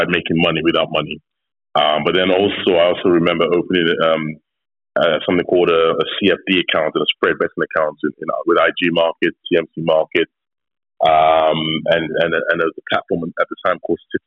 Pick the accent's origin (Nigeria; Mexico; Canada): Nigeria; I'm Nigerian. I am as Nigerian as they come.